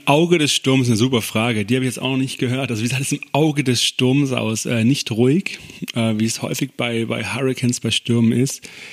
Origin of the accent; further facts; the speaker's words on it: Konstanz, Baden-Württemberg, Germany; moved away as an adult; also born or lived in East Westphalia / Stuttgart; now in near Stuttgart, Germany; als ich acht Jahre alt war, an Bodensee gezogen mit meiner Mutter. Dort groß geworden, in Konstanz am Bodensee.